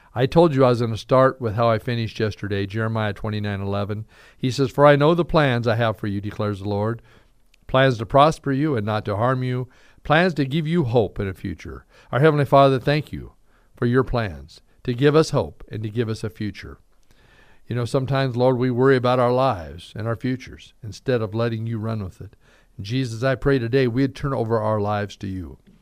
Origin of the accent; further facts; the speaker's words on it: Caldwell, Idaho, United States; moved away as an adult; also born or lived in Vancouver, Washington; now in Boise, United States; I was raised in Caldwell for years, moved away to Vancouver, Washington for nine years